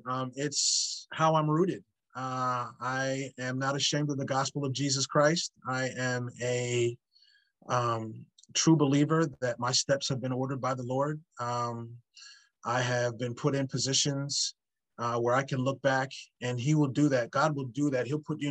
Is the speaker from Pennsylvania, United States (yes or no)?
yes; Philadelphia, Pennsylvania, United States; So people that I am friends with are the ones that I grew up in the Philadelphia area